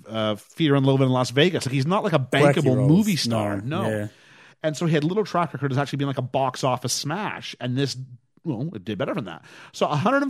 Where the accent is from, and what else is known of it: Canada